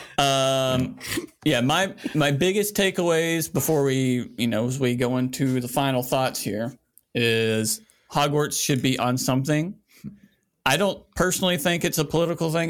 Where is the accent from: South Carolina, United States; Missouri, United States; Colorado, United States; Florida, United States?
South Carolina, United States; a straight white man that born and raised in South Carolina